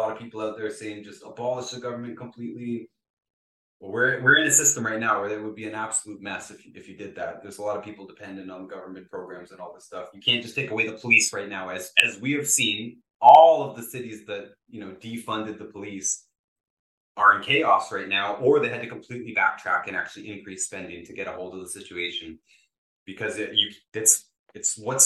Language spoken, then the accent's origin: English; Ontario, Canada; I'm from Ontario, Canada